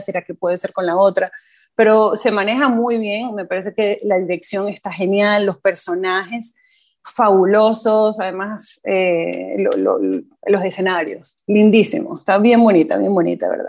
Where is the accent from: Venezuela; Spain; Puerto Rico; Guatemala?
Venezuela; moved away as an adult; now in Costa Rica; soy nacida en Venezuela, eh, pero tengo ya casi 10 años en Costa Rica